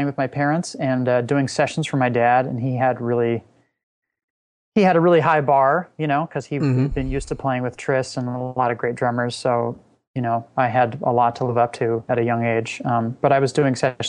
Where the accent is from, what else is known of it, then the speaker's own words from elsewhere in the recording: Laguna Beach, California, United States; I grew up in Southern California